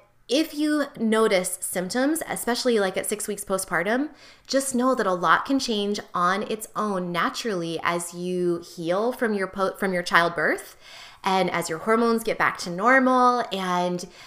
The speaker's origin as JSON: {"language": "English", "country": "United States", "said": "as an American"}